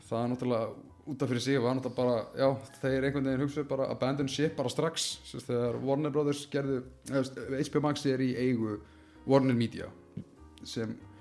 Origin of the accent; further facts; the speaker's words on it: Iceland